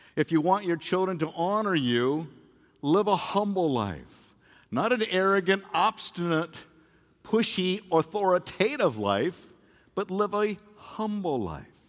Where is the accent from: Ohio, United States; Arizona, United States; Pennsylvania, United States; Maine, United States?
Arizona, United States; Phoenix; I came home from Phoenix Christian High School, and I was a football player